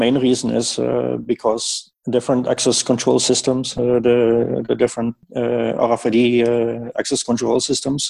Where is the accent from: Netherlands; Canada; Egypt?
Netherlands; I'm from the Netherlands.